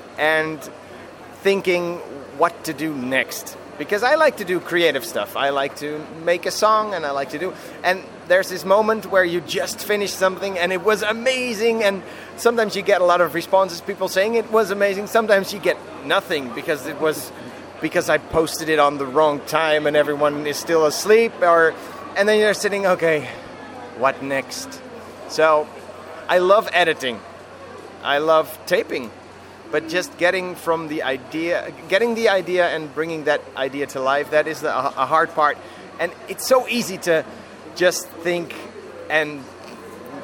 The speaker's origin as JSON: {"language": "English", "country": "Germany", "said": "I am from Germany"}